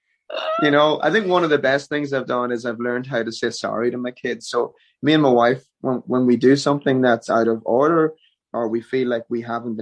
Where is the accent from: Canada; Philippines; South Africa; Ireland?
Ireland; moved away as an adult; now in Nashville, United States; I'm Irish through and through. There's no changing it. We do go home to Ireland for a few months a year.